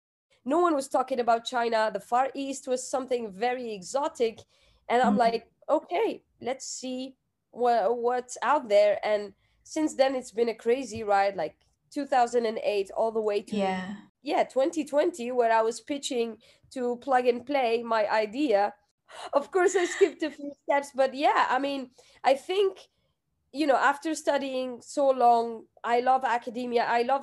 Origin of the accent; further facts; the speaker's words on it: Algeria; English is a second language; entrepreneurship was never on the cards for me. I grew up in a country where, you